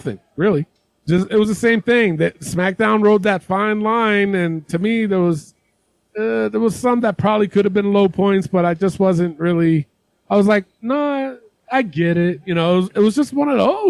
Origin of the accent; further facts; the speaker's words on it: New York City, New York, United States; I'm from the Bronx, too